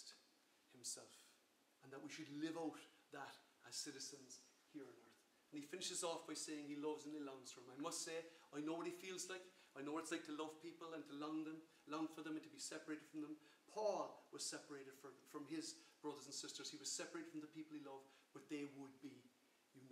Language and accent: English; Ireland; I'm an Irish citizen, my citizenship or my freedom to live as a citizen of the Republic of Ireland